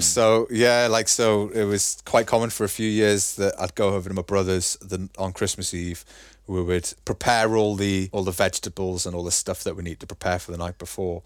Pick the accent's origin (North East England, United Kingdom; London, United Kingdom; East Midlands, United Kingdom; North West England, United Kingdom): North East England, United Kingdom; Newcastle upon Tyne; now in Germany; I'm from Newcastle. And people usually, like, hear the accent and go, "Oh, all right, he's from Newcastle."